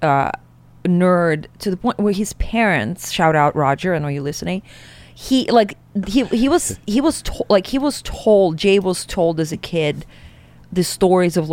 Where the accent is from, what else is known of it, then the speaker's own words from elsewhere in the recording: Siberia, Russia; moved away; growing up in Siberia